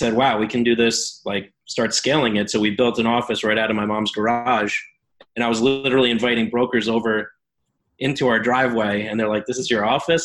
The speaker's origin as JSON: {"language": "English", "area": "Long Island", "region": "New York", "country": "United States", "tie": "born or raised there", "said": "I grew up on Long Island, New York"}